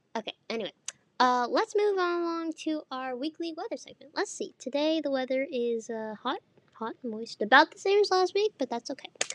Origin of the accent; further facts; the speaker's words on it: Missoula, Montana, United States; I'm from Missoula